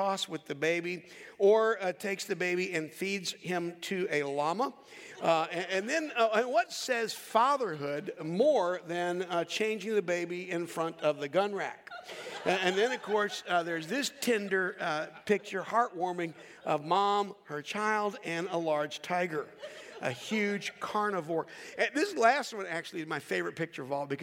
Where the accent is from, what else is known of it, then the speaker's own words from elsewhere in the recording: Charlotte, North Carolina, United States; growing up in Charlotte, North Carolina